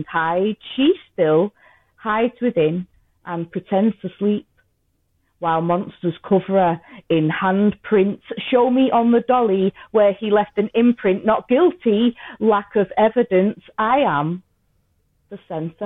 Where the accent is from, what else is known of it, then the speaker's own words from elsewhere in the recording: Liverpool / Manchester, North West England, United Kingdom; accent: half Scouse and half Manchester; my accent's a big mixture anyway. It's half Scouse and half Manchester